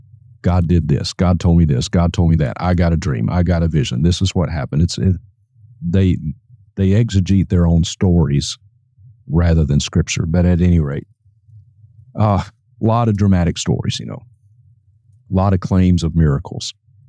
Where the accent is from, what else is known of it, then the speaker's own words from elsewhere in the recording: Vicksburg, Mississippi, United States; my hometown of Vicksburg, Mississippi. This was back in 1989. I was 16 years old.